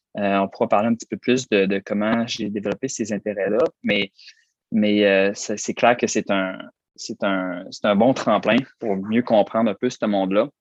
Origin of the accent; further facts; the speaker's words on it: Roberval, Quebec, Canada; dans ma ville natale, Robertval